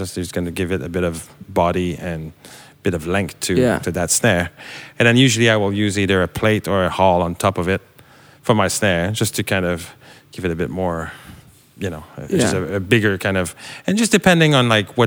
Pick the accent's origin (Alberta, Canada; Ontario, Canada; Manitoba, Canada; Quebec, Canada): Quebec, Canada; Montreal; I was born in Montreal